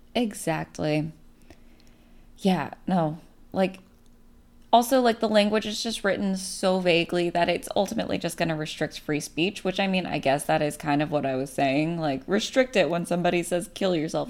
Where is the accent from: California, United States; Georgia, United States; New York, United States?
California, United States; Bay Area; I'm from the Bay Area